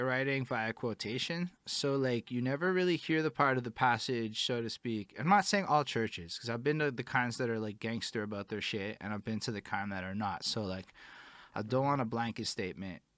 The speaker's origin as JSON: {"language": "English", "town": "Montreal", "region": "Quebec", "country": "Canada", "said": "I'm from Montreal"}